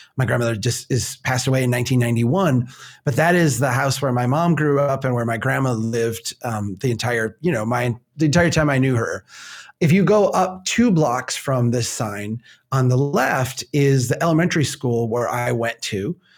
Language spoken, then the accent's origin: English; United States; we're, we're American